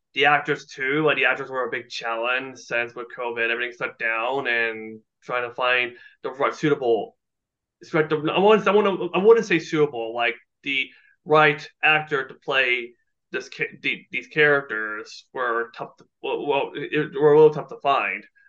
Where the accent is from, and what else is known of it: Burlington, Ontario, Canada; born or raised there